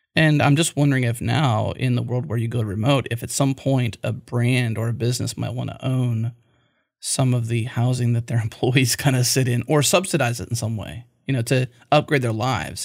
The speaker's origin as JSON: {"language": "English", "town": "Pittsburgh", "region": "Pennsylvania", "country": "United States", "tie": "born or raised there", "said": "My hometown where I grew up was a coal miner town. I grew up in Pennsylvania, Pittsburgh"}